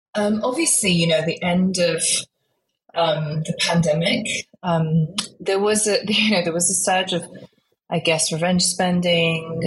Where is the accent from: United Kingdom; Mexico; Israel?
United Kingdom; accent: British; also born or lived in Guiyang, China / Hong Kong / Shanghai; I moved to the UK when I was five years old, actually, with my parents